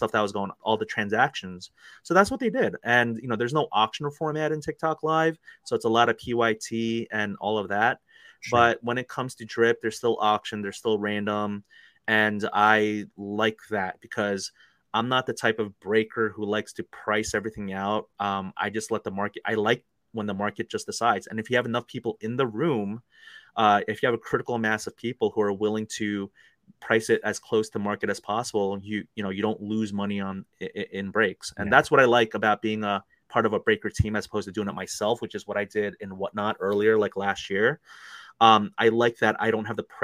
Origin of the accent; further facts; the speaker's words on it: Fort Lauderdale, Florida, United States; moved away; I grew up in Fort Lauderdale, Florida for a little bit